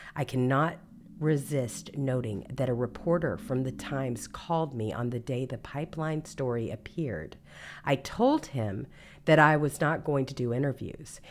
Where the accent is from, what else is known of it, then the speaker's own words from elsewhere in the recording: Mississippi, United States; I was born and raised in Mississippi